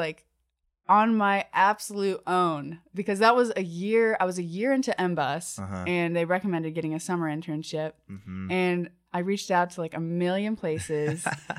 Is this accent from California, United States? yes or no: no; Georgia, United States; I'm not from Athens. Yeah. I'm from just outside of Atlanta.